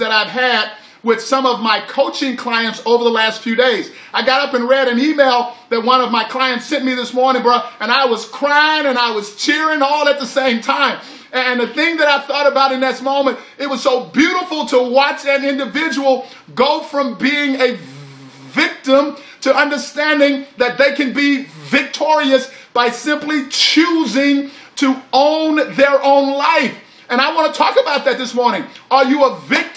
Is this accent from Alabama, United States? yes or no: no; Texas, United States; all y'all, that's what we say when we're from Texas